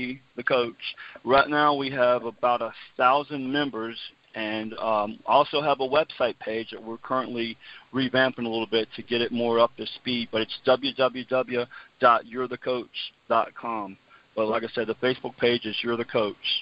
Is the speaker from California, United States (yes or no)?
no; Bedford, Virginia, United States; I'm from Bedford, Virginia. I went to Liberty High School